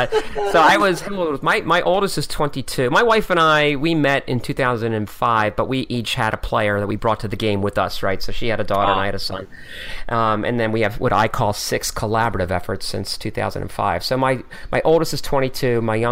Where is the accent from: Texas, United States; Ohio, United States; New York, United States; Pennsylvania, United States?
Pennsylvania, United States; Philadelphia